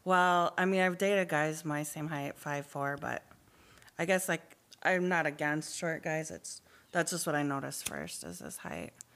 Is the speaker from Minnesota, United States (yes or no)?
yes; Duluth, Minnesota, United States; moved away as an adult; also born or lived in Twin Cities, Minnesota; now in Minneapolis, United States; technically I'm from Duluth and I moved to the Twin Cities area in 2011